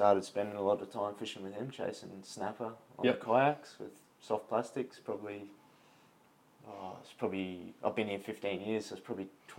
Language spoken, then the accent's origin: English; Rockhampton, Queensland, Australia; now in Brisbane, Australia; I grew up in central Queensland, so I was born in Rocky.